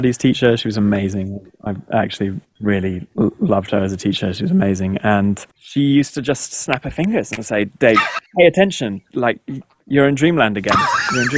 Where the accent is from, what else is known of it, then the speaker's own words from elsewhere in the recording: Texas, United States; I grew up in Texas, and there's a lot of, as a boy growing up in Texas